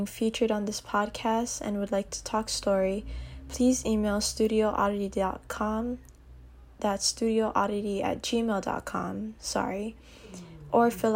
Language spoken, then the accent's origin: English; Aiea, Hawaii, United States; I am a third-generation Filipino interdisciplinary artist and cosmetologist born and raised in Aiea, Hawaii